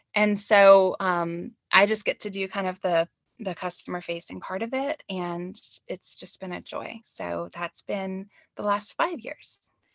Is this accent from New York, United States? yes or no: no; Georgia, United States; moved away as an adult; now in Madison, United States; I'm really from Georgia, but I've been here, oh, seventeen years